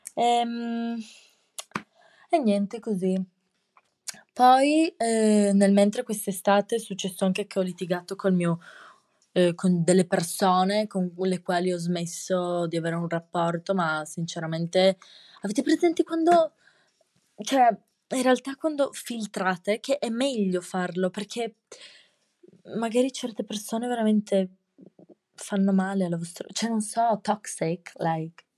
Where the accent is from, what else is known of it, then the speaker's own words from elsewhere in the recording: Trieste, Friuli-Venezia Giulia, Italy; accent: triestino; il mio accento triestino e osceno